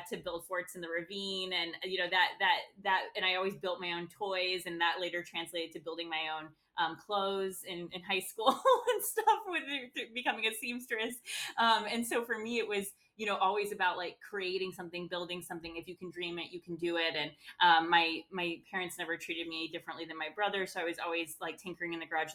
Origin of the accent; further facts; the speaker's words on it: Midwest, United States; also born or lived in London, United Kingdom / New York, United States; now in Chicago, United States; that hard work ethic that you kind of do get from growing up in the Midwest